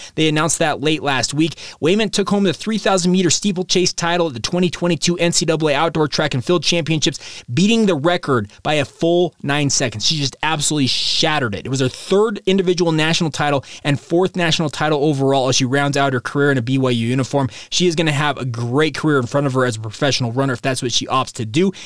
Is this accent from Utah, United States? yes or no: yes; Utah, United States; I'm a lifer in the state of Utah